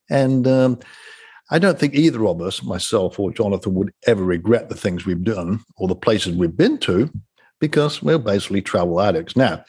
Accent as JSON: {"language": "English", "region": "England", "country": "United Kingdom", "tie": "born or raised there", "moved": "yes", "said": "when I grew up in England."}